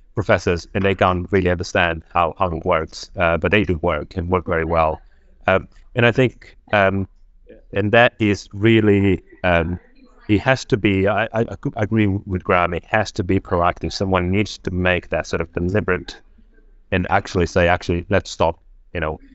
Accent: Angola; English is a second language; also born or lived in Portugal; now in United Kingdom; I was born in Angola, a civil war. I managed to escape civil war in Angola, um, And then I landed in Portugal

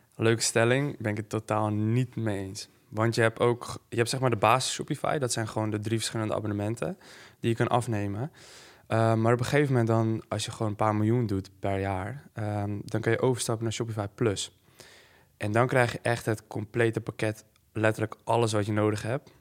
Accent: Netherlands

